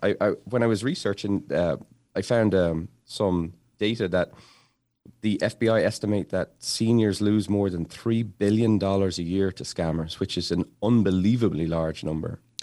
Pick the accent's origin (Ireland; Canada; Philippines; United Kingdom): Ireland; Dublin, Leinster; now in Massachusetts, United States; Growing up in Dublin, we just had clothes, but then when I moved to America